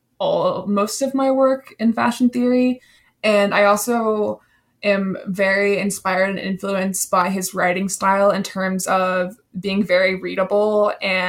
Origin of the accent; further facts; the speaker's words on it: South Carolina, United States; I'm from South Carolina